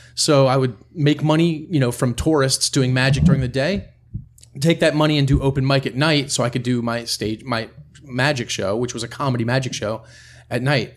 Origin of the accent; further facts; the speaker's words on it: near Harrisburg, central Pennsylvania, United States; I'm from Pennsylvania, uh, central Pennsylvania, right near Harrisburg.